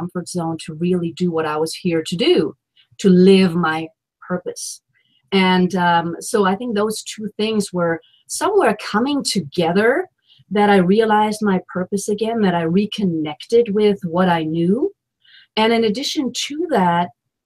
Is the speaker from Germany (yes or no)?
yes; Germany; moved away as an adult; now in Washington, D.C., United States; I'm from Germany and here I am in the United States and in the capital of the United States, Washington, D.C.